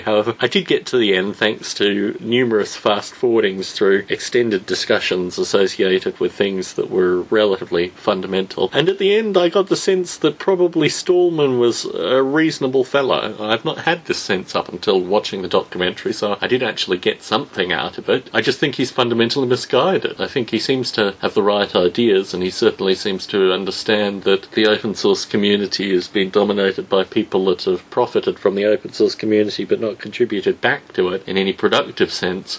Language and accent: English; Australia; Growing up in Australia